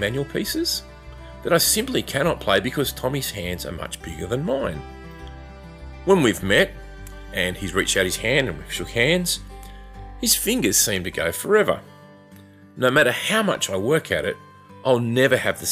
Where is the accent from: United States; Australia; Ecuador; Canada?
Australia; we're Australian